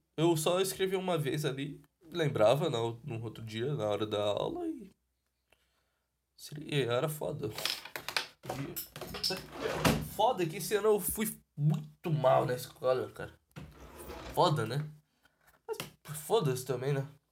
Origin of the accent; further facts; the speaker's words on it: São Paulo, Brazil; eu sou de São Paulo